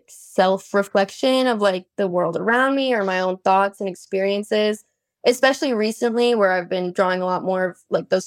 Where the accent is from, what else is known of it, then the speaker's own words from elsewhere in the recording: Boston, Massachusetts, United States; moved away as an adult; now in Austin, United States; I'm actually from Boston, Massachusetts